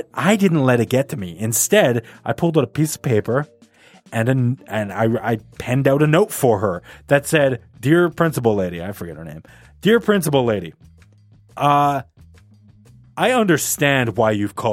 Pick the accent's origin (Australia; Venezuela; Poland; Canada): Canada; we're Canadian